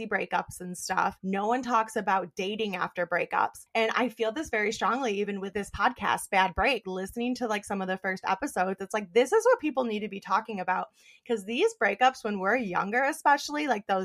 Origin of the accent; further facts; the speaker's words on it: Western New York, United States; also born or lived in Buffalo, New York; I moved back to my hometown, small ass town, Western New York.